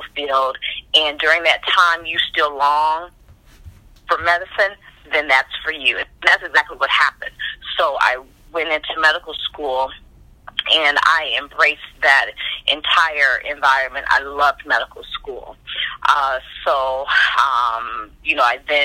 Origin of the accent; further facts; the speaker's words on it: Highland Hills, Ohio, United States; moved away; also born or lived in Warrensville Heights, Ohio / Atlanta; I grew up, we were in Highland Hills, so not necessarily Warrensville, but we used the Warrensville school systems